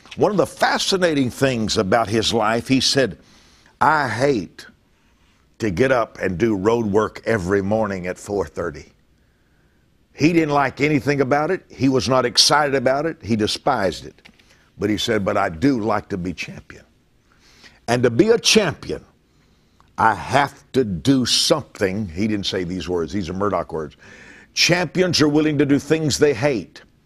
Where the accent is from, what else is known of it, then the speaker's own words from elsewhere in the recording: Lake Charles, Louisiana, United States; moved away; my hometown of Lake Charles, Louisiana